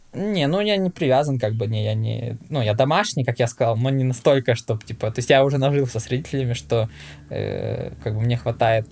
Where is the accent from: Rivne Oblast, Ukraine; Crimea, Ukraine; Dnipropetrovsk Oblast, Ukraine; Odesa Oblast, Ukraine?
Rivne Oblast, Ukraine; Rivne; Ну, город, ну, ты не знаешь, наверное, ну, Ровно называется